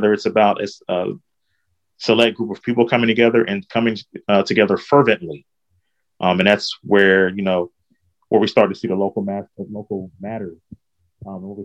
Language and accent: English; United States; also born or lived in Augusta, Georgia / Clearwater, South Carolina / North Augusta, South Carolina / Florida; I've basically lived in this area. Was born in Augusta, basically stayed in Clearwater